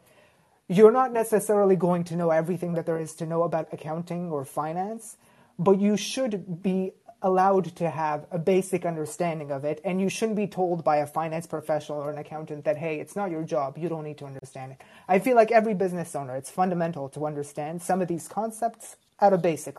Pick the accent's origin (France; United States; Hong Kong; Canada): Canada; Toronto, Ontario; Grew up in Toronto, went to school here as well